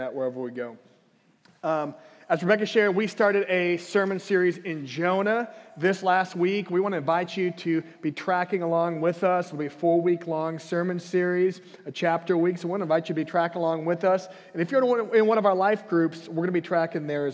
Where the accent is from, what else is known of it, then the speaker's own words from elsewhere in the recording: Minnesota, United States; I grew up in Minnesota, and we had basements